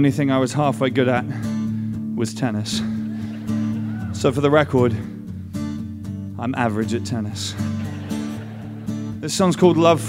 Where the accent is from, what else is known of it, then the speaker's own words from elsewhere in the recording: England, United Kingdom; I come from England.